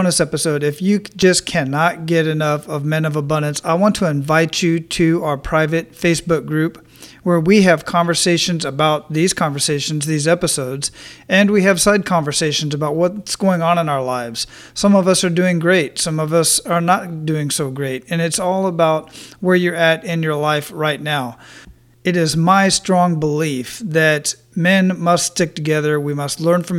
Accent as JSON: {"language": "English", "town": "Phoenix", "region": "Arizona", "country": "United States", "tie": "born or raised there", "moved": "as an adult", "said": "I was born and raised in Phoenix, Arizona, and stayed there till I was 20."}